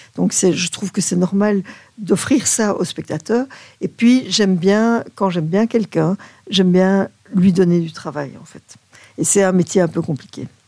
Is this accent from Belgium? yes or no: yes; Belgium; chez nous, en Belgique, on, traîne un vieux complexe du Belge un peu